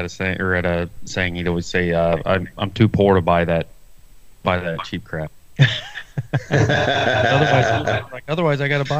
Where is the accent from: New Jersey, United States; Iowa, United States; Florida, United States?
Iowa, United States; I'm from Iowa